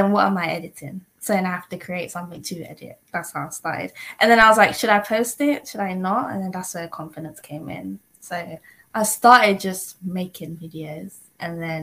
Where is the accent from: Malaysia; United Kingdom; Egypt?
United Kingdom; London; also born or lived in Ghana; I'm from North London, originally from Ghana.